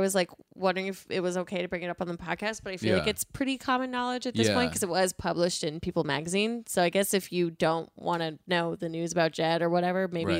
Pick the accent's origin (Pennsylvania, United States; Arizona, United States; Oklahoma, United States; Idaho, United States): Pennsylvania, United States; Ebensburg; Ebensburg. Old coal mining town.